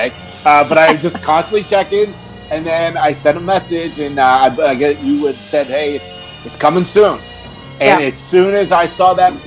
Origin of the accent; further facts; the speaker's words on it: Pennsylvania, United States; moved away; I grew up on the East Coast, little town no one's ever heard of in Pennsylvania